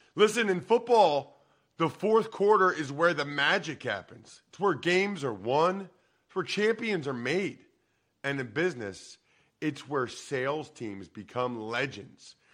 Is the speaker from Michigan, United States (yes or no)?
no; Wyoming, Pennsylvania, United States; I'm from Eastern Pennsylvania, and like uh, I don't know if you know Alex Anzalone, linebacker for the Lions. He's from my hometown of Wyoming